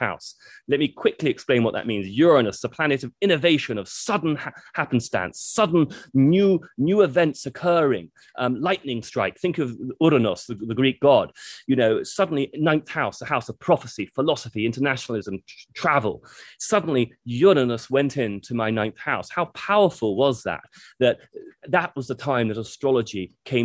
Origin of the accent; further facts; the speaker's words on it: United Kingdom; being very British.